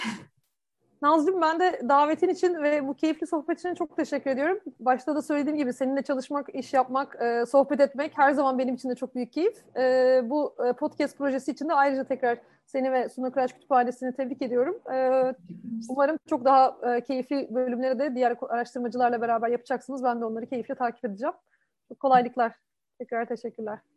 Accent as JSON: {"language": "Turkish", "town": "Susurluk", "region": "Balıkesir", "country": "Turkey", "tie": "born or raised there", "also_born_or_lived": "İzmir / Ankara", "moved": "as an adult", "lives_now": "Istanbul, Turkey", "said": "Balıkesirliyim, Susurlukluyum hatta. Ee, orada doğdum. Ya orada doğmadım, İzmir'de doğdum ama orada büyüdüm."}